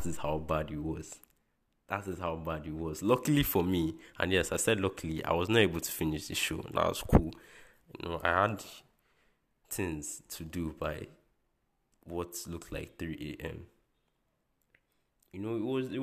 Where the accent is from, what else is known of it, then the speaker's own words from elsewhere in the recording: Nigeria; as a Nigerian